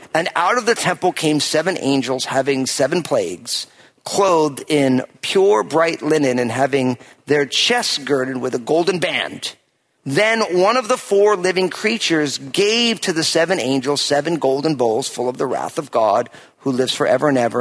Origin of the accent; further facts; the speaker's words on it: New Jersey, United States; moved away as an adult; also born or lived in West Coast; my home state of New Jersey